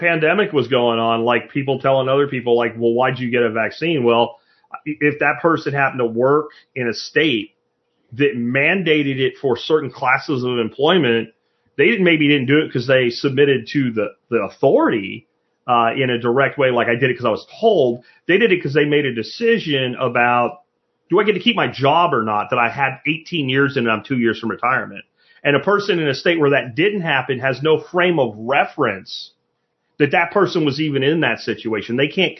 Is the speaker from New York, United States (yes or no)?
no; Florida, United States; now in Texas, United States; It's not like because I came from Florida, I have to like change my driver's license.